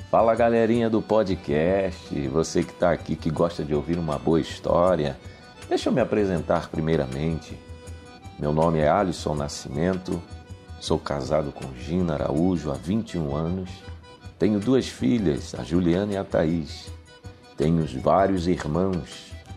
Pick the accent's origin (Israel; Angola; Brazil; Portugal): Brazil; Recife, Pernambuco; also born or lived in Brasília, Federal District; eu nasci no Distrito Federal em Brasília. Meus pais se mudaram para o Recife, juntamente com os meus irmãos